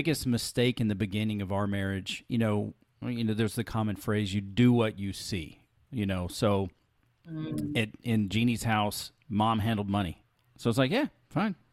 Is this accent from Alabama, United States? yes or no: yes; Alabama, United States; We were pretty poor where I grew up in Alabama